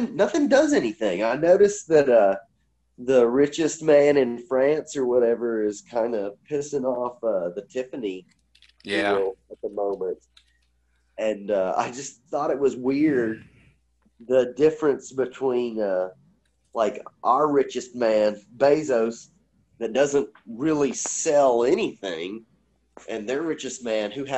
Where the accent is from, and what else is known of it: United States